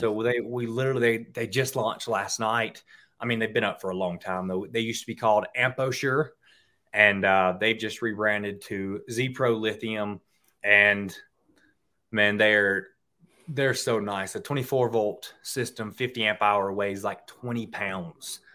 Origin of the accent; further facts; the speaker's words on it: Mississippi, United States; I grew up in Mississippi